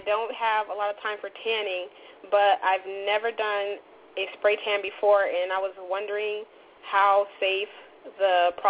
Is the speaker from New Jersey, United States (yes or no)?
no; Ponte Vedra Beach, Florida, United States; I'm from Ponte Vedra Beach.